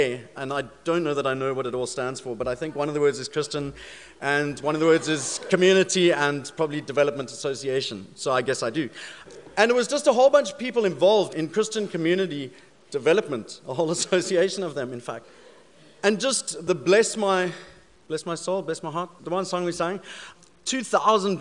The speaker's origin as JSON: {"language": "English", "country": "South Africa", "accent": "South African", "moved": "yes", "said": "being South African, I do have a bit of an accent"}